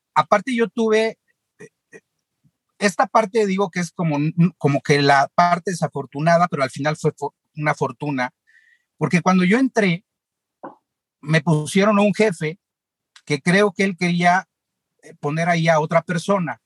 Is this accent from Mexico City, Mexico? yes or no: yes; Mexico City, Mexico; Yo nací en la Ciudad de México, en Polanco